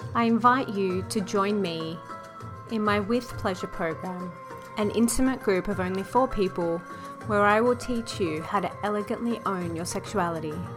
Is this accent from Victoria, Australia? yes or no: no; Sydney, New South Wales, Australia; moved away as an adult; also born or lived in New York; I'm a retired lawyer who grew up in the western suburbs of Sydney. I'm Australian, born and raised